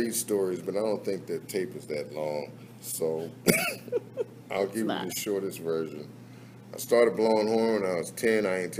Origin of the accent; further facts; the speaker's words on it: Philadelphia, Pennsylvania, United States; moved away; growing up in Philly